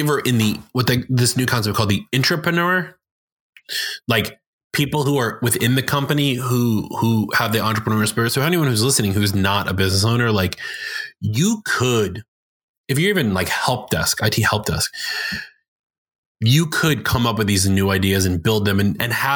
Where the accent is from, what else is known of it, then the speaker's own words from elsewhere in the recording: New York, United States; I'm from New York and I get called out for being in New York, and some people will say, oh, he talked too fast